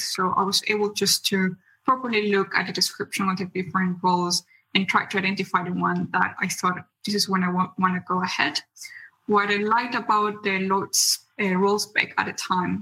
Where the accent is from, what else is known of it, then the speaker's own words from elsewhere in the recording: Bolivia; moved away as an adult; also born or lived in Germany; I'm originally from Bolivia in South America, but I had opportunity to study in Germany